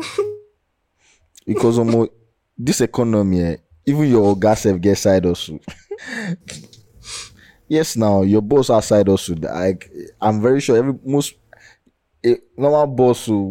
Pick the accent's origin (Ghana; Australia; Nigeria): Nigeria; As a Nigerian